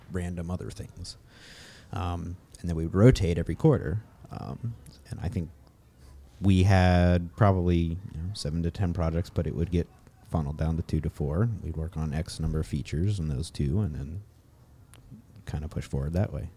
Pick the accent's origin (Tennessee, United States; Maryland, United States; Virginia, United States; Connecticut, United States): Maryland, United States; moved away as an adult; now in Vallejo, United States; I'm originally from Maryland, actually. I moved out to California about three years ago, and now I'm living up in, uh, Vallejo